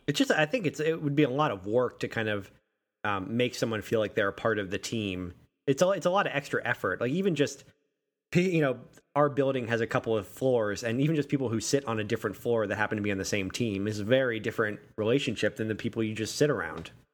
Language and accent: English; Western Massachusetts, United States; moved away; I grew up in Western Massachusetts